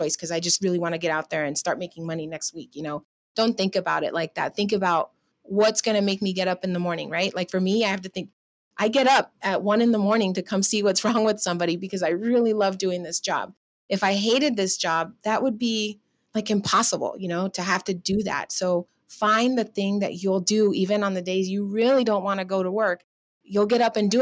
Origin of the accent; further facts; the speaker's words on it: Riverside, California, United States; also born or lived in Los Angeles, United States; I grew up in Riverside in Southern California